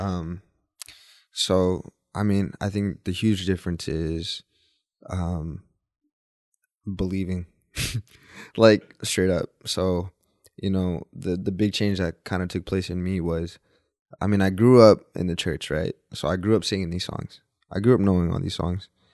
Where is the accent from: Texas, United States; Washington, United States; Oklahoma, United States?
Texas, United States; Dallas; also born or lived in Mexico; born and raised in Dallas, Texas